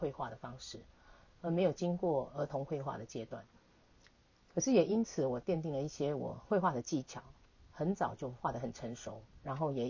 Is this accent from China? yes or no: no; Taipei, Taiwan; 我是一个在台北都市长大的小孩，我是一个城市小孩